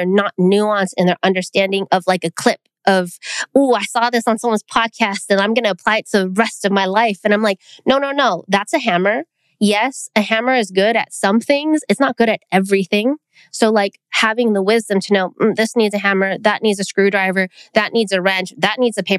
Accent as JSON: {"language": "English", "country": "Philippines", "said": "I think as a Filipino person, food is what connects the people."}